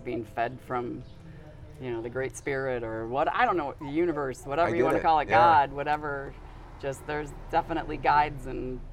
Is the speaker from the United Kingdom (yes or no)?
no; Hopkins, Minnesota, United States; moved away as an adult; now in Galena, United States; I grew up in the Twin City area, Hopkins